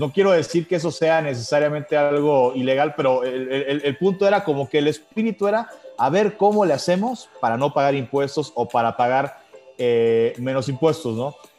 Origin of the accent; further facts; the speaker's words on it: Mexico; nosotros mismos como mexicanos